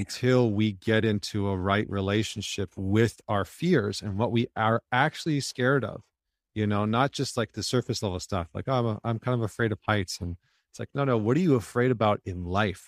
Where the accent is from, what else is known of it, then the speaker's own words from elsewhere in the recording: Northern Alberta, Canada; I grew up in Northern Alberta, in Canada